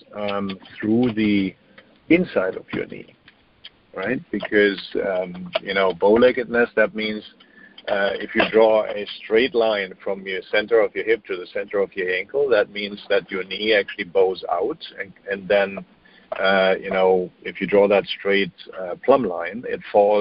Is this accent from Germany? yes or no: yes; Germany; moved away; I'm German, so I grew up in Germany